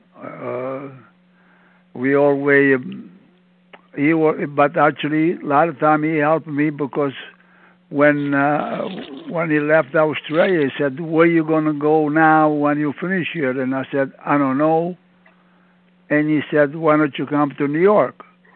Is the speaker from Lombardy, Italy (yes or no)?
no; Province of Campobasso, Molise, Italy; English is a second language; moved away as an adult; also born or lived in Montreal, Canada; I'm from Italy, in a little town, La Provincia Campo Bas